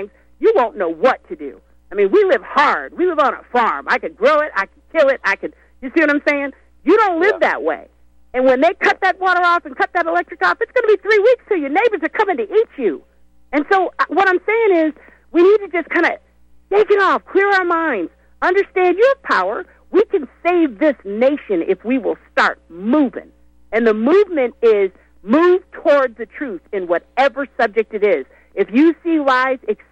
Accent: United States; I'm American

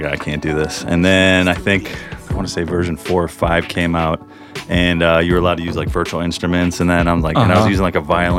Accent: Chicago, Illinois, United States; now in St. Louis, United States; I'm originally from Chicago.

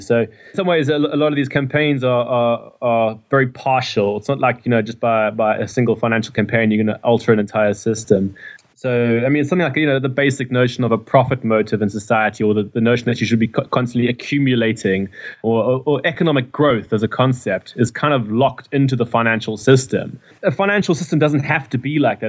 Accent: Durban, KwaZulu-Natal, South Africa; moved away as an adult; now in London, United Kingdom; I come from Durban, um, in South Africa

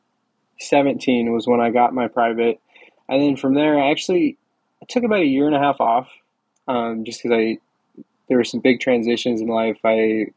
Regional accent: Wyoming, United States; moved away as an adult; also born or lived in Central Florida; I grew up in Wyoming, and I worked with a small flight school out there

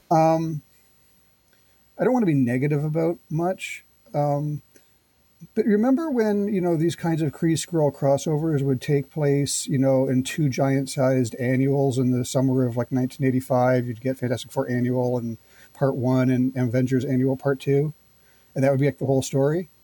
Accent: Canada; as a Canadian uh, growing up in the 80s

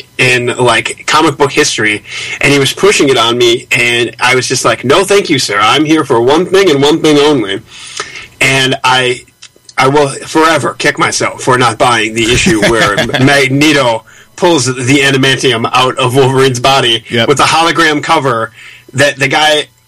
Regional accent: Canada; Because why not? We're Canadian. We're wacky like that.

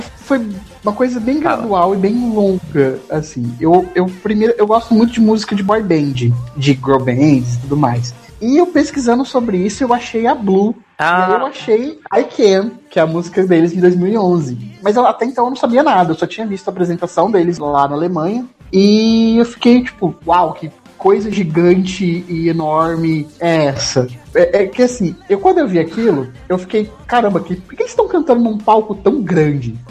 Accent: Assis, São Paulo, Brazil; Assis, que é no interior do interior de São Paulo

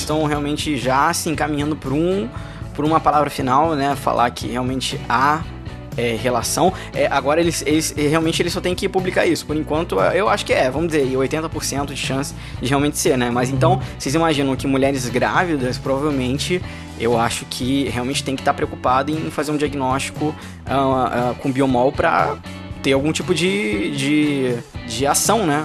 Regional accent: Rio de Janeiro, Brazil; sou do Rio

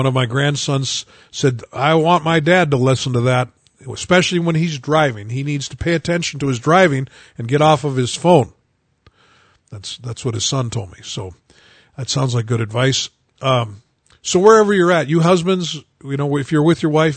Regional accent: United States; I only know one language. I'm an American

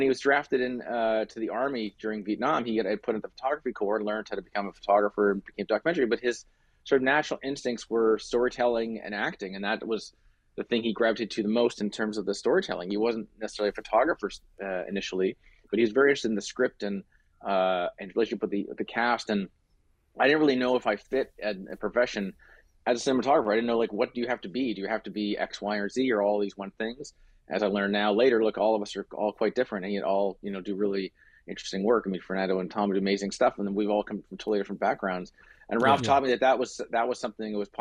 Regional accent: Canada; I was born in Canada

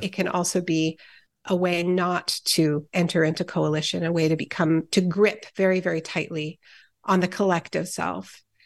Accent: Montreal, Quebec, Canada; I grew up in Montreal

